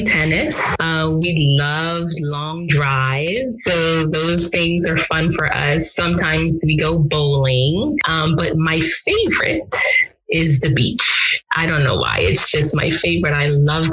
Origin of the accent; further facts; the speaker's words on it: Grand Bahama, Bahamas; also born or lived in Nigeria; now in Atlanta, United States; my hometown in Grand Bahama